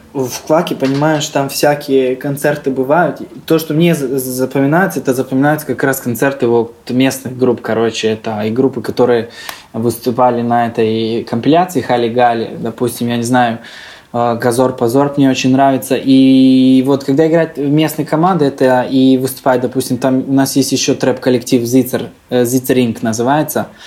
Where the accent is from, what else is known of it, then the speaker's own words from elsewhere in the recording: Serbia; also born or lived in Saint Petersburg, Russia / Yaroslavl, Russia; now in Belgrade, Serbia; родился я в России, родители работали в России. Я родился в Питере, был маленьким, там, а, короче, три года мы, а, по-моему, прожили в Питере. После этого мы возвращаемся обратно в Сербию